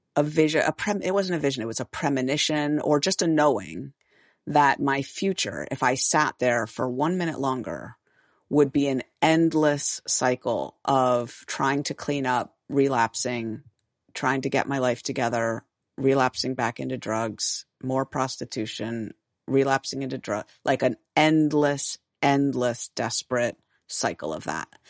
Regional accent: San Francisco, California, United States; I'm from San Francisco, born and raised

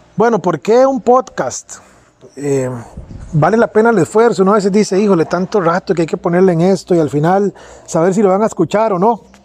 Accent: Pérez Zeledón, San José, Costa Rica; nací en Pérez Celedón, al sur de Costa Rica

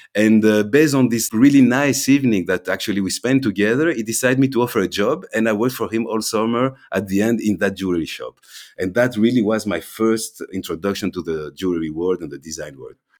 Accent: Belgium; also born or lived in London / Amsterdam / Thessaloniki, Greece; So my family's from Greece, but I was born and raised here in Belgium.

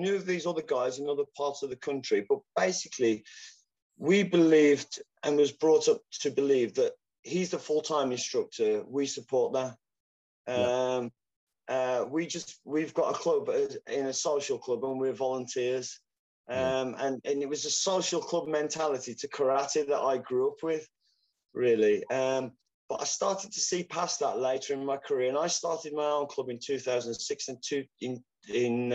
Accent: Wolverhampton, West Midlands, United Kingdom; We had UKF world champions from my hometown, Jerome Atkinson, Mike Salesman, fantastic competitors

